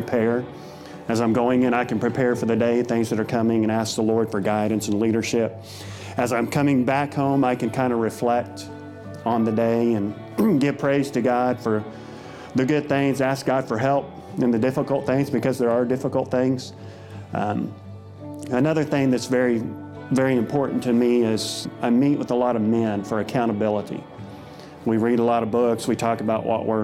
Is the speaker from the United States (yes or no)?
yes; Dewey, Oklahoma, United States; I grew up in Dewey, Oklahoma, northeast Oklahoma